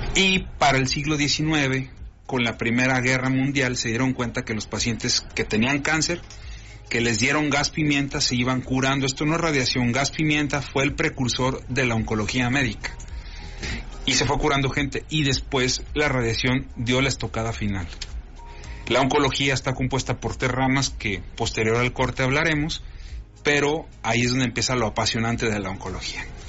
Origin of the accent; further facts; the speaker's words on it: Comarca Lagunera, Mexico; orgullosamente lagunero